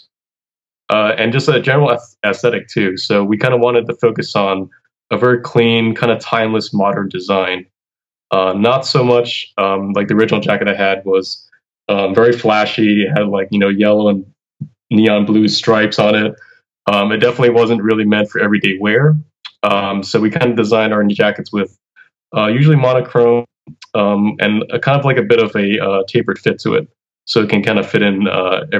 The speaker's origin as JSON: {"language": "English", "region": "Hawaii", "country": "United States", "tie": "born or raised there", "also_born_or_lived": "California", "moved": "as an adult", "lives_now": "Boston, United States", "said": "I came here from Hawaii, having lived there for my entire life, and then moving to California for school, for undergrad"}